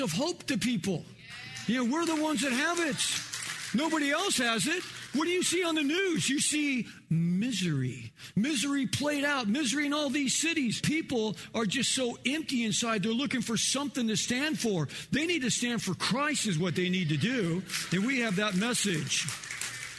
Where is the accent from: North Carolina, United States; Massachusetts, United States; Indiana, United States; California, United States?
California, United States; Los Angeles; also born or lived in Kansas; we moved to California, you know, when I was 4 years old. We moved to North Hollywood